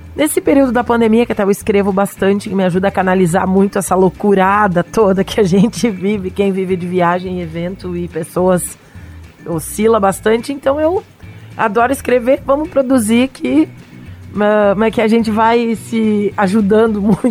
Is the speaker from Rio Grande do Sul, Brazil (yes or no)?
yes; Serra Gaúcha, Rio Grande do Sul, Brazil; especificamente a Serra Gaúcha, minha terra